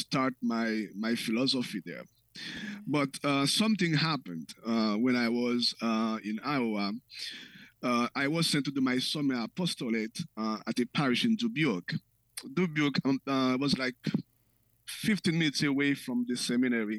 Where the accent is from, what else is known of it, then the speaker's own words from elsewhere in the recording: Haiti; now in Mount Prospect, United States; born and raised in Haiti, and moved to that town with my family